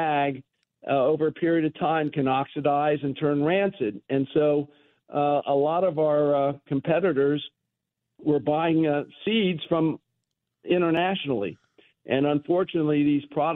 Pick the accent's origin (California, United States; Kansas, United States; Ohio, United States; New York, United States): Ohio, United States; Cincinnati; moved away; I come from Cincinnati. I'm a Ohio Buckeye